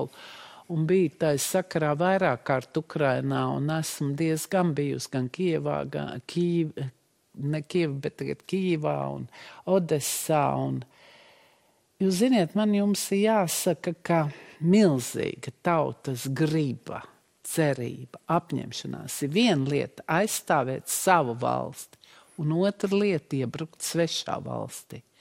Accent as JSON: {"language": "Latvian", "country": "Russia", "lives_now": "Latvia", "said": "Mums ir pašiem kauns pašām ka mēs esam krievietes, ka mēs nākam no Putina Krievijas."}